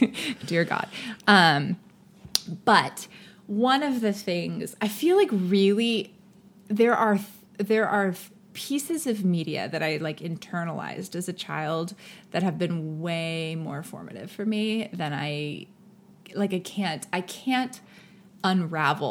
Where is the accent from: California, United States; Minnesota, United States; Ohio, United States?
California, United States; Silicon Valley; I grew up in the Silicon Valley